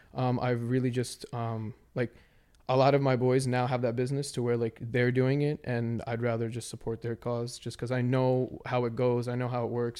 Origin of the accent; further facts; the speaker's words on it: Maryland, United States; I'm from Maryland